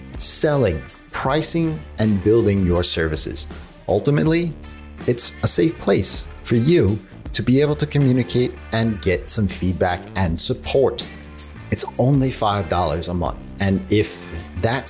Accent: New York, United States; I'm a New Yorker

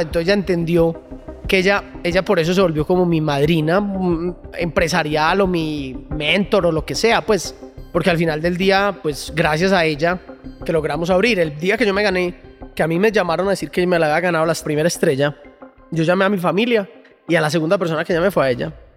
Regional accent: Colombia

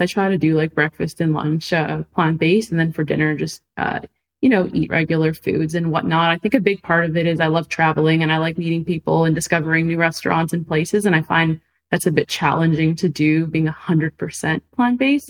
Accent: Montreal, Quebec, Canada; moved away as an adult; now in Los Angeles, United States; I'm from Canada, from Montreal, right? I moved to Los Angeles

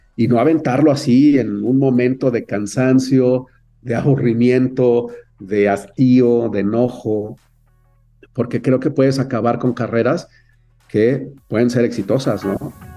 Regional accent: Mexico City, Mexico; also born or lived in Canada; nací en la Ciudad de México, viví toda mi infancia en, en Coyoacán

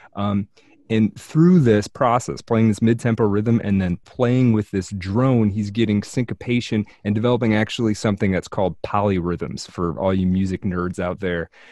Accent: United States

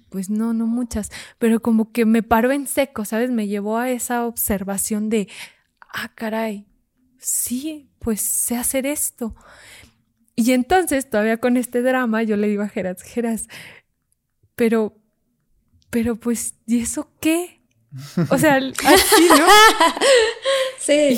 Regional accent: Fresnillo, Zacatecas, Mexico; yo soy de Zacatecas, en Fresnillo, Zacatecas

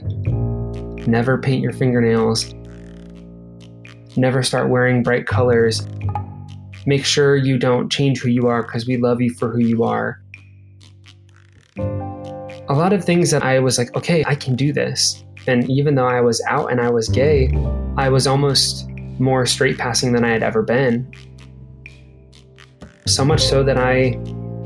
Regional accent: Nebraska, United States; growing up in Nebraska, pre-social media, pre-internet

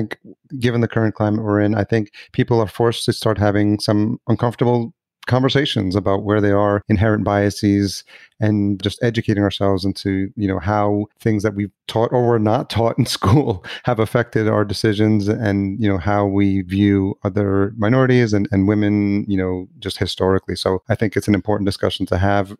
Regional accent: New York City, New York, United States; growing up in New York City

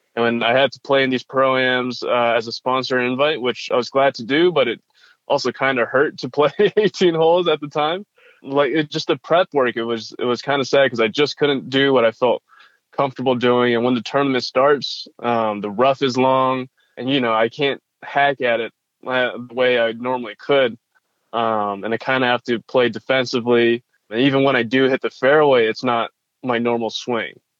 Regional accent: Northern California, United States; also born or lived in Georgia, United States; I was born and raised in California. Um, the only times I wasn't living there was we moved to Georgia for a couple of years uh, when I was in like the second and third grade. But besides then, I, I was born and raised. I mean, NorCal guy

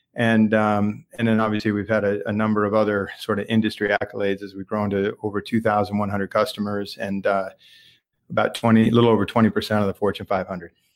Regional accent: Lexington, Massachusetts, United States; I'm a local. Uh, grew up in Lexington, Massachusetts

